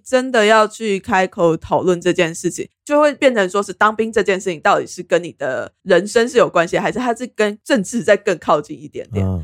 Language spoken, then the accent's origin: Chinese; Taiwan; 我们台湾人